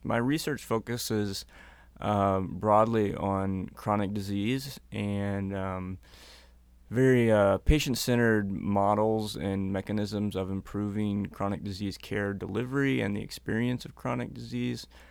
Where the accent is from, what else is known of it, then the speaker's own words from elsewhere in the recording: North Missouri, United States; moved away as an adult; now in Minnesota, United States; I'm originally from Missouri